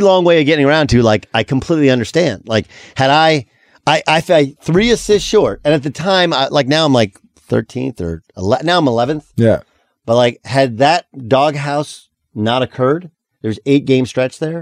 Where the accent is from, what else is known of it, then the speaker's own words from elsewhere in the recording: Orange County, California, United States; moved away as an adult; I'm from Orange County